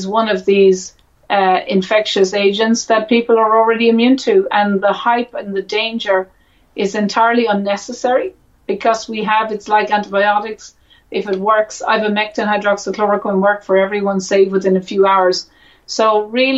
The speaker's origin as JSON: {"language": "English", "country": "Ireland", "said": "me as an Irish woman"}